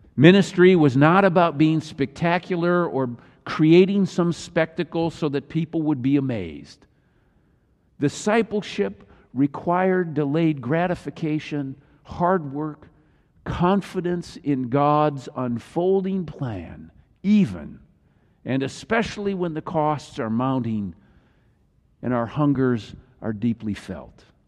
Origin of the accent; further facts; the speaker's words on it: Midwest, United States; I grew up in the Midwest